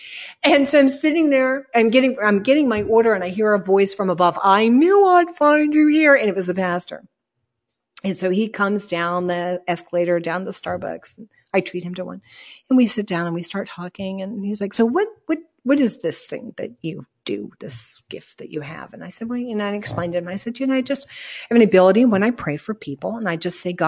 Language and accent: English; Ireland; I guess because we're Irish. But we use this expression all the time.